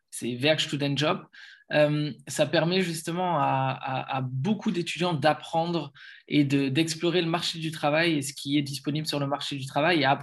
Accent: Lille, Hauts-de-France, France; now in Germany; je suis Lillois et event manager.

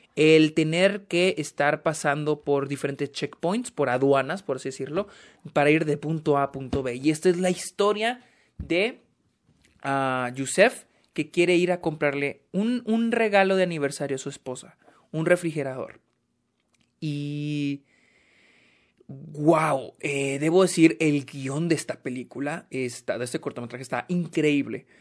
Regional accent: Mexico; yo soy mexicano

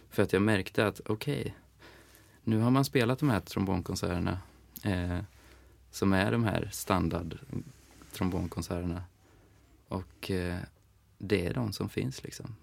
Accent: Eskilstuna, Södermanland, Sweden; now in Stockholm, Sweden; jag är från Eskilstuna

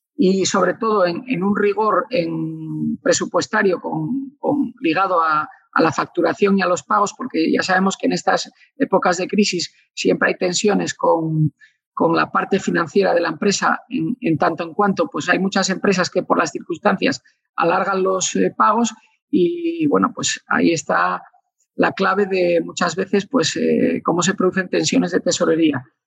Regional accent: Asturias, Spain; como, buen asturiano

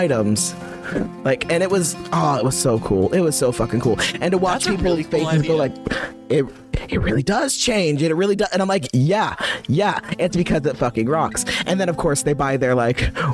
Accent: Midwest, United States; I grew up in the Midwest.

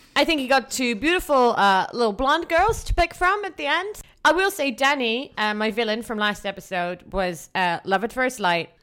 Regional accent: Netherlands; I'm from the Netherlands.

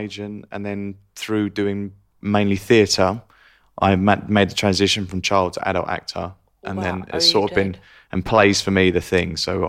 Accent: Essex, East of England, United Kingdom; So I'm Essex, which is probably Jersey to New York

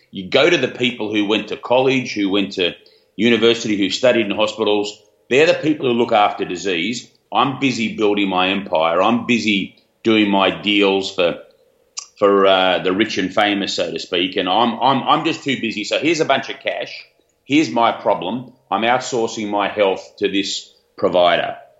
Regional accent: Australia; high school down here in Australia, as you can probably tell where I'm from with my accent.

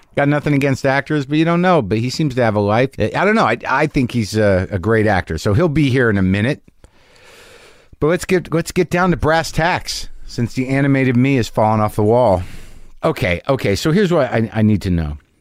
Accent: New Mexico, United States; also born or lived in New Jersey / New York; now in Los Angeles, United States; I grew up in New Mexico, originally

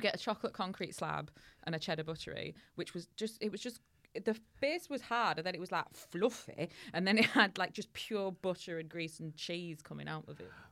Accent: Hull, Yorkshire and the Humber, United Kingdom; in Hull, our local speciality is called a patty

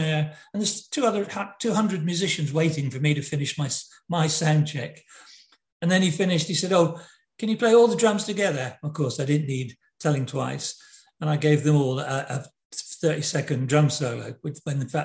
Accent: Plymouth, South West England, United Kingdom; I joined the ship in Plymouth, which incidentally was my hometown.

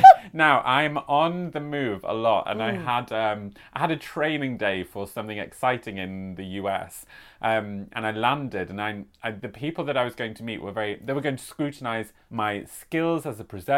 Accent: United Kingdom; accent: British; Nancy soon detected my British accent

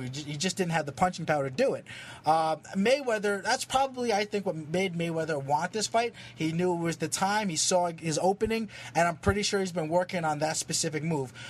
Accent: Philippines; I'm Filipino

